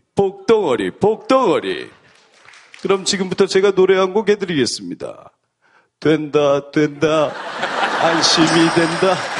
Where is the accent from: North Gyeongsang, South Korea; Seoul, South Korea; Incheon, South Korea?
North Gyeongsang, South Korea; 저는 경북입니다.